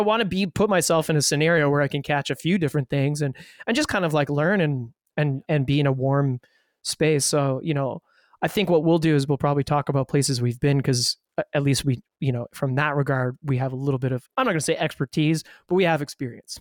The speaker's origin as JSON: {"language": "English", "town": "Ottawa", "region": "Ontario", "country": "Canada", "tie": "born or raised there", "lives_now": "Toronto, Canada", "said": "growing up in Ottawa"}